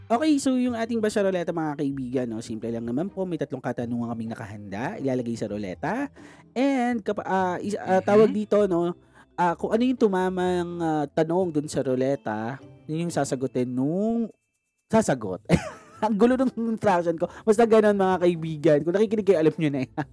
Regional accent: Philippines; being a Filipino

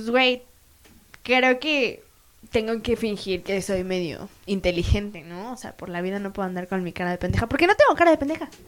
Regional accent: State of Mexico, Mexico; yo soy del Estado de México. Uh, el bellísimo

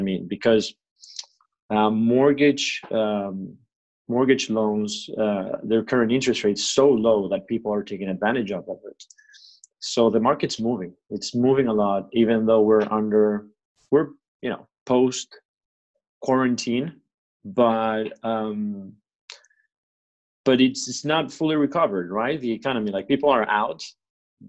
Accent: Venezuela; now in Fort Lauderdale, United States; I am from Venezuela originally, but I moved to the States, and I lived in different countries, but I moved to the States in 2003.

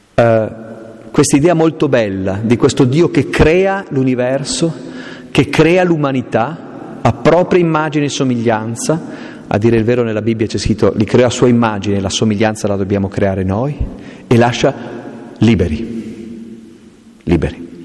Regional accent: Aosta Valley, Italy; io sono valdostano, vengo dalle montagne profonde

